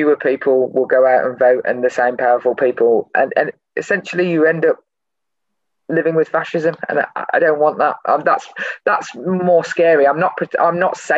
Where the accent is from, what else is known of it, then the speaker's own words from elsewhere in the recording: Birmingham, West Midlands, United Kingdom; when I was a kid growing up in Birmingham